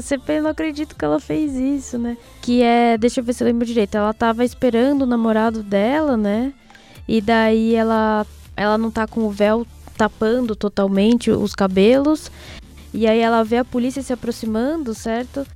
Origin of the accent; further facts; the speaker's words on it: Brazil; moved away; quando eu saí do Brasil, eu não era mais amarela, eu era uma brasileira